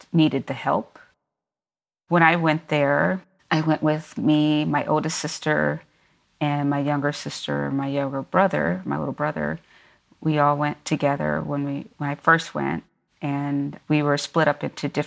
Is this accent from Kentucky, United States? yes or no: yes; Louisville, Kentucky, United States; also born or lived in Lafayette, Indiana; I am from Kentucky. I grew up in Louisville, Kentucky, originally